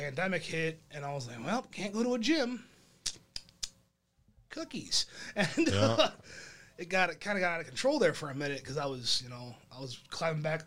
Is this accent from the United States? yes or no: yes; Monroe, United States; my hometown in Monroe